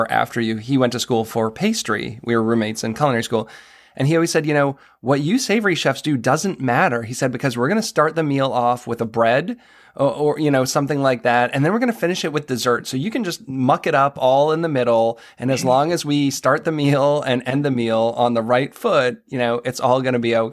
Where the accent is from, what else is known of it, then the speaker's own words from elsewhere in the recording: New England, United States; now in Maryland, United States; I'm from New England